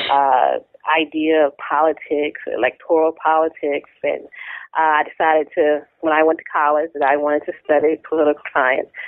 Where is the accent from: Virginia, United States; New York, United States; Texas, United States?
Virginia, United States; Tappahannock; I grew up in Tappahannock, Virginia, a small town, centrally located uh, in the state.